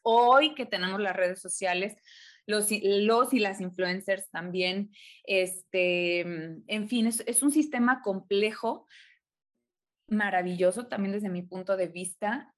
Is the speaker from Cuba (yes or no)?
no; Mexico; en México les llamamos ficheras